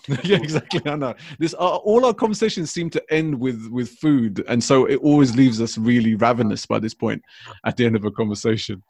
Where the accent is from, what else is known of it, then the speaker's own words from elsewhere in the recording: London, United Kingdom; growing up in London, obviously throughout my whole life